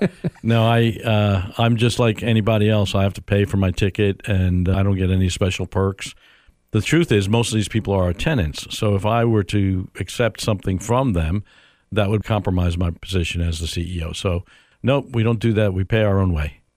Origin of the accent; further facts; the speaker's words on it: New York, United States; moved away as an adult; also born or lived in Dallas, Texas; now in Tampa, United States; New York is where I grew up